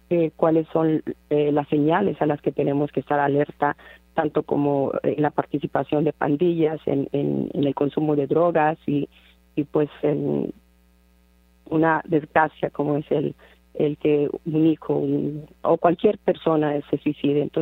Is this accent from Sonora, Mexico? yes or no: no; Monterrey, Nuevo León, Mexico; now in Dallas, United States; yo soy eh, de Monterrey, Monterrey, Nuevo León. Allí nací, ahí crecí